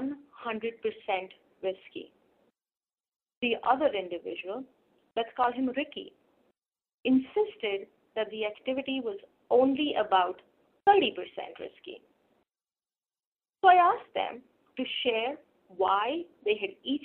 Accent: India; Growing up in India

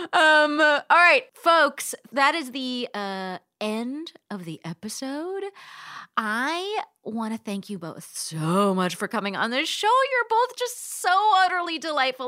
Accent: Palm Springs, California, United States; moved away; also born or lived in New York City; I'm from Southern California, I'm from Palm Springs

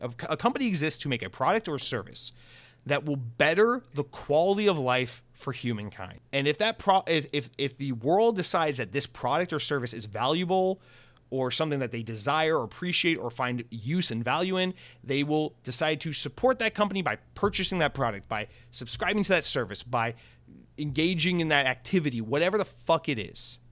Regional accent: United States; as an American

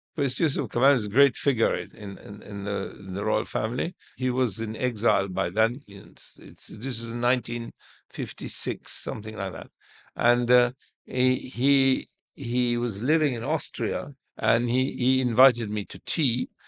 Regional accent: Cairo, Cairo Governorate, Egypt; I was born in Heliopolis in, in our house.

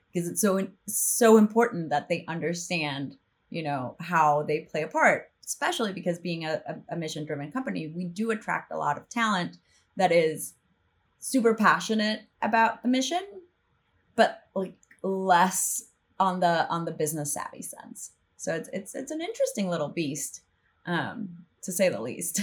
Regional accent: El Salvador; moved away as an adult; also born or lived in northern Mexico / New York; I'm from El Salvador, so grew up there

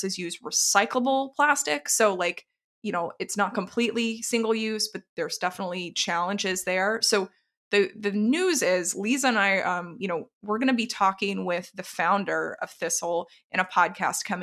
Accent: the South, United States; moved away; I was originally from the South

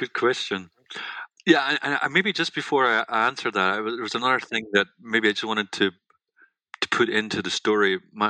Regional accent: Scotland, United Kingdom; also born or lived in London; My mother and father both grew up in Scotland. And I was born in London, grew up in Scotland with them.

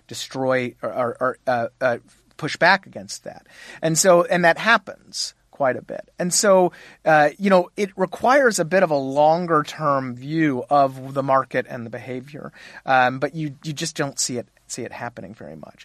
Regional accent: Texas, United States; I was born and raised in Texas

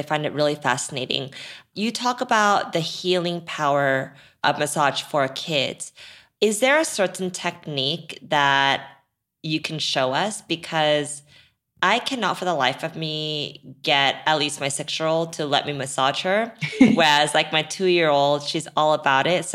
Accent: South Korea; now in United States; when I grew up in Korea

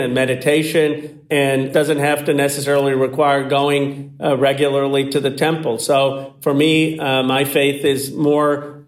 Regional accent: Bucks County, Pennsylvania, United States; I grew up in Bucks County, Pennsylvania

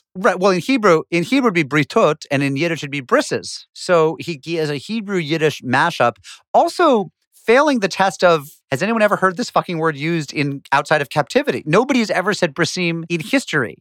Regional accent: New England, United States; growing up in New England.

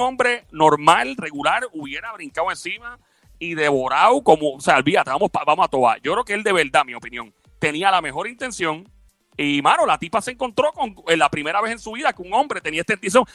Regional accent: Puerto Rico; also born or lived in New York; nosotros venimos de Puerto Rico, un lugar donde siempre decimos buen provecho

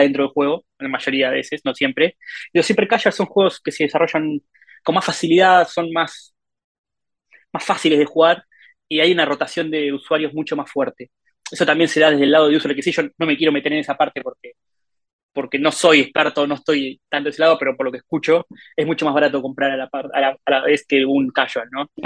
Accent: Argentina; soy de Argentina.

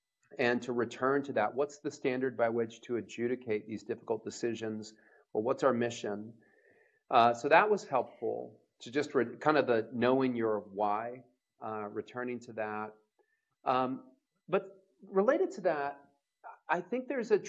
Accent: Louisville, Kentucky, United States; I'm from Louisville, Kentucky

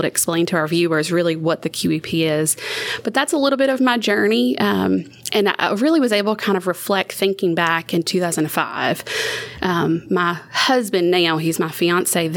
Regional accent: Chalmette, Louisiana, United States; moved away as an adult; also born or lived in Slidell, Louisiana / Metairie, Louisiana; now in Ruston, United States; I'm originally from Chalmette, Louisiana, which is about 5-10 minutes south of the New Orleans area. I lived a lot in Slidell and Metairie

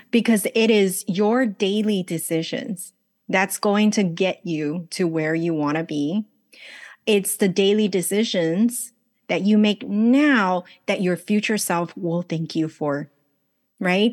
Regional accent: Los Angeles, California, United States; English is a second language; moved away as an adult; also born or lived in China / Taiwan; now in Los Angeles, United States; So I was born in China, grew up in Los Angeles, married off to Taiwan

